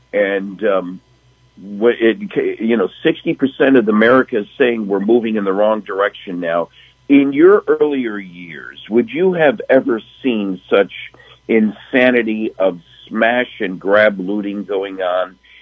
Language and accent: English; Pensacola, Florida, United States; my hometown in Pensacola